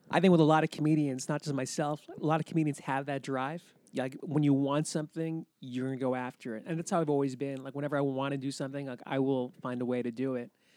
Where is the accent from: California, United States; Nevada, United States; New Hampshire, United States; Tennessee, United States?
New Hampshire, United States; Laconia; moved away; I was brought up in Laconia, which is kinda like, you know, middle New Hampshire